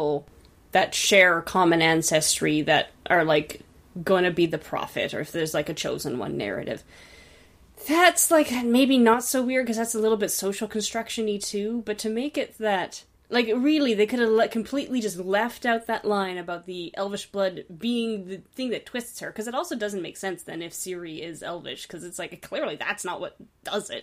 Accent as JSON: {"language": "English", "country": "Canada", "said": "as a Canadian settler"}